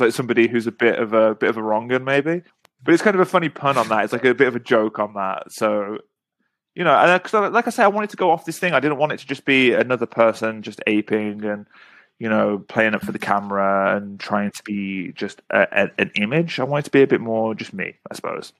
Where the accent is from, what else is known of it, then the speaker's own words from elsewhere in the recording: England, United Kingdom; moved away; just being an English person who speaks Korean